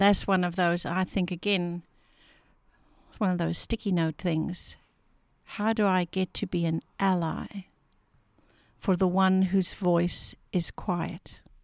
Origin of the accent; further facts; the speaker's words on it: South Africa; moved away; I am South African living in a new homeland, Afrikaans culture moving into an English space.